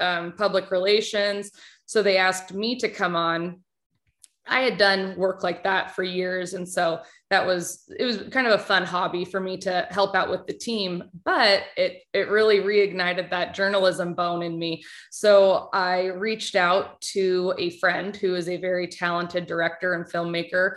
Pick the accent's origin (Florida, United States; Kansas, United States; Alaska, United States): Alaska, United States; Anchorage; I was raised in Anchorage, Alaska, grew up playing sports, loved sports